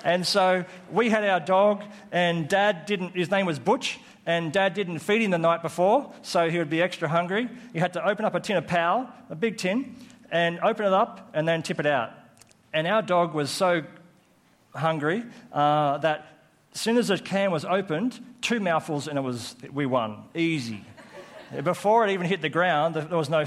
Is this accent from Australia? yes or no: yes; Coffs Harbour, New South Wales, Australia; born or raised there; also born or lived in Armidale, New South Wales